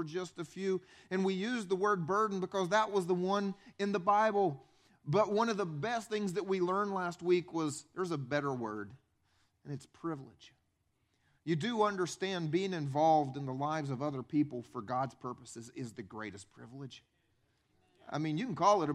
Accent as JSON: {"language": "English", "region": "upstate South Carolina", "country": "United States", "tie": "born or raised there", "said": "I grew up here in South Carolina. I grew up, though, upstate, right below the state line."}